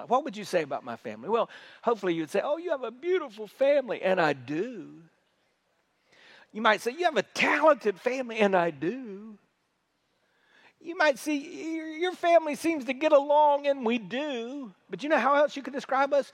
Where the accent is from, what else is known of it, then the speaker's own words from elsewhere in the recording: South Carolina, United States; we're from South Carolina. If I know with my accent, you probably assumed I was from New York, but I'm from South Carolina